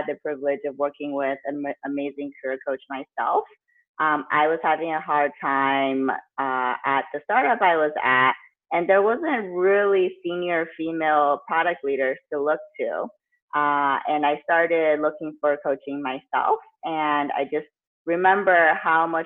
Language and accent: English; the Bay Area, California, United States; I grew up in the Bay Area, went to college at Berkeley